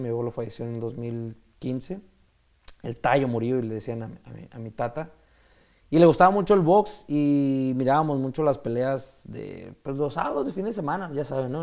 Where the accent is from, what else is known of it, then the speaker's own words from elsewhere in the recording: Mexico; soy el único mexicano que ha ganado una Copa del Mundo en tiro con arco